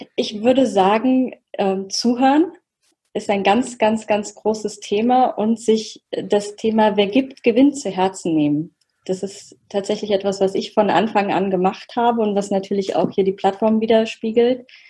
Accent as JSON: {"language": "German", "town": "Oberursel", "region": "Hesse", "country": "Germany", "said": "Ich bin aus Oberursel"}